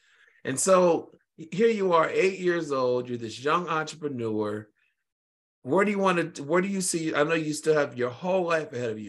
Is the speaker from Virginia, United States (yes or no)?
yes; Richmond, Virginia, United States; now in Texas, United States; I'm from Richmond, Virginia myself.